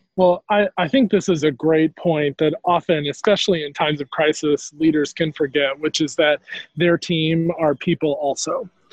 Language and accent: English; North Carolina, United States; moved away as an adult; coming back to North Carolina was a bit about coming back to health and also coming back to my home state.